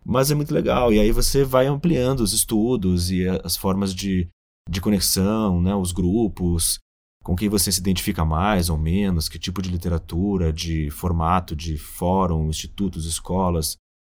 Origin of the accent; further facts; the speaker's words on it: Rio Grande do Sul, Brazil; moved away; also born or lived in São Paulo; eu sou gaúcho